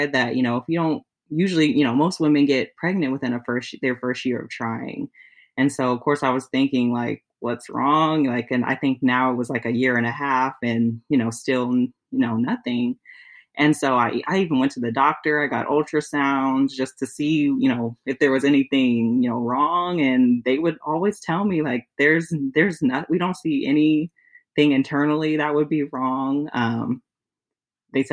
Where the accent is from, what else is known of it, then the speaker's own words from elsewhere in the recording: California, United States; moved away as an adult; now in Michigan, United States; I'm originally from California and he's from Michigan. So we live in Michigan now. I moved here when we got engaged.